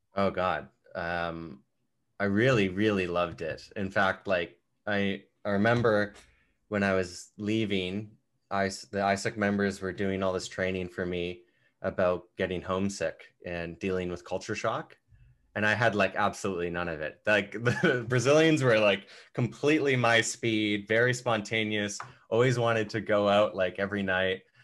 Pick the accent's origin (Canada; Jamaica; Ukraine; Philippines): Canada; being a Canadian